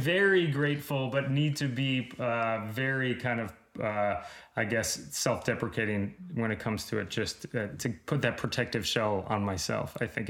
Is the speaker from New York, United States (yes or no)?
yes; Long Island, New York, United States; moved away as an adult; now in Los Angeles, United States; because we're both from Long Island.